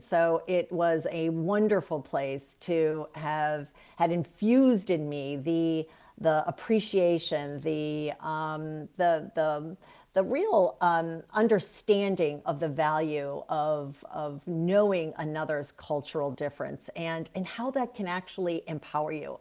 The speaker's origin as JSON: {"language": "English", "town": "Cleveland", "region": "Ohio", "country": "United States", "tie": "born or raised there", "moved": "as an adult", "said": "I love my hometown. It will always remain my hometown, no matter how many years I've been away"}